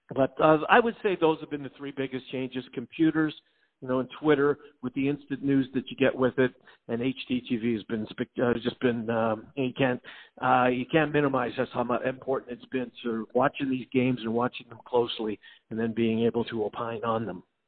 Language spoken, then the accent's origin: English; Winnipeg, Manitoba, Canada; moved away as an adult; also born or lived in Denver; now in Des Moines, United States; I grew up in Winnipeg